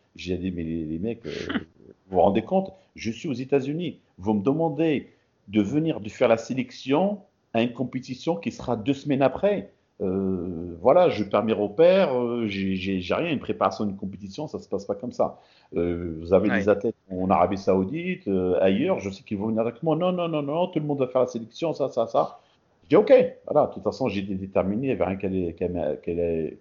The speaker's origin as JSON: {"language": "French", "country": "Morocco", "tie": "born or raised there", "also_born_or_lived": "France", "moved": "yes", "lives_now": "Portland, United States", "said": "représenter mon pays natal"}